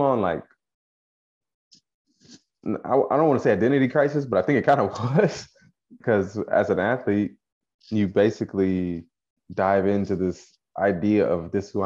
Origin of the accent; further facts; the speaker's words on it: Frankfort, Kentucky, United States; accent: country; moved away as an adult; also born or lived in Toronto, Canada / Florida; I'm originally from Frankfort, Kentucky